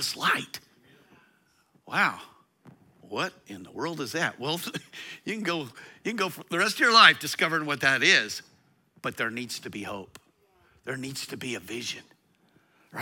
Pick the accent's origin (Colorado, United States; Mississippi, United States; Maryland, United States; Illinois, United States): Colorado, United States; Eastern; I grew up in Eastern Colorado